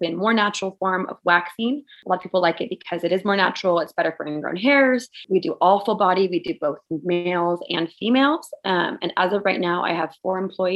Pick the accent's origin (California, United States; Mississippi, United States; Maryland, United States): California, United States; Santa Barbara; also born or lived in Los Angeles; I grew up in Santa Barbara, the small town.